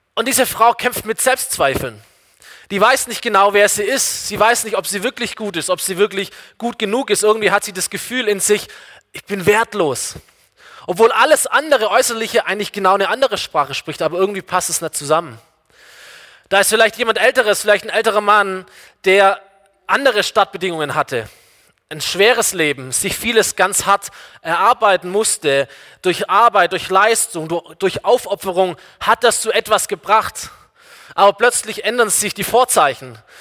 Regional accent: Germany; ich bin, ich bin Deutscher

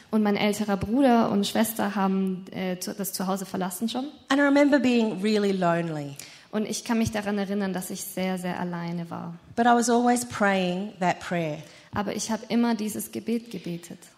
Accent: Bristol, South West England, United Kingdom; born there; Ich bin in Bristol in England geboren.

